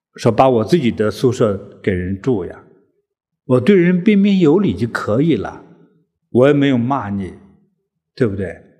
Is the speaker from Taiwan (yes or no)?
no; China; 我们中国人都知道一个历史的小故事